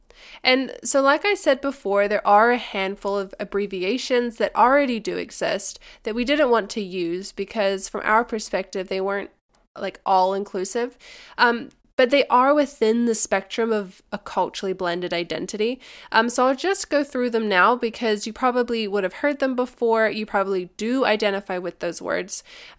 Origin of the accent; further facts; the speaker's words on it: Dubai, United Arab Emirates; the second culture for me is that I grew up in Dubai in the UAE as a kid